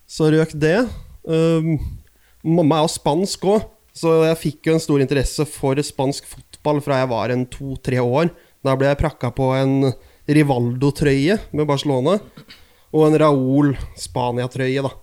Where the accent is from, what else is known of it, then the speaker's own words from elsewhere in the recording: Oslo, Norway; Eh, jeg er fra Oslo, Nordstrand i Oslo.